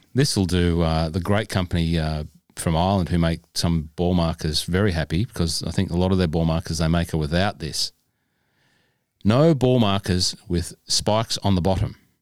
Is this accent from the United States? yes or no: no; Cessnock, New South Wales, Australia; I grew up in Cessnock